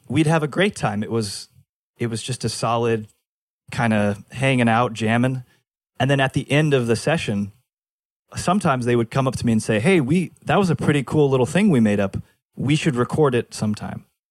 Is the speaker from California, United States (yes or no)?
yes; Fullerton, California, United States; also born or lived in Los Angeles, United States; I'm back in Fullerton, sleeping in my dad's, in the, uh, the laundry room